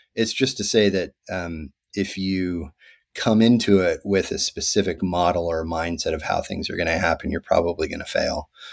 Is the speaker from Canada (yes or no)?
yes; Victoria, British Columbia, Canada; moved away as an adult; also born or lived in Africa; I grew up in Canada to a South African mother and American father uh, in a place called Victoria, BC